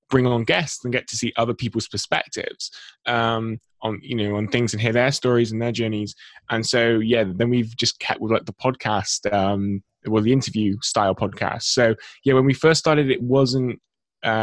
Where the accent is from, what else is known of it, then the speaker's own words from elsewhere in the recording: England, United Kingdom; I'm born and bred in England, 23 years of age.